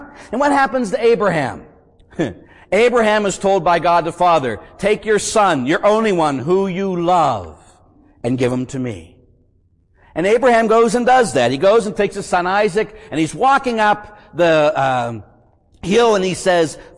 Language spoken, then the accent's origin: English; Pittsburgh, Pennsylvania, United States; I grew up in Pittsburgh, Pennsylvania